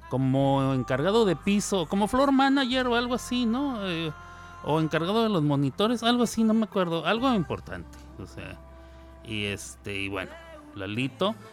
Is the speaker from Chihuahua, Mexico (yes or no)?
yes; Ciudad Juárez, Chihuahua, Mexico; moved away as an adult; also born or lived in New York, United States; hace muchos años que salí yo de Ciudad Juárez. Em, muchos años, 25 para ser más exacto. 25 años y tengo 51, o sea, la mitad de mi vida la pasé en, en Nueva York.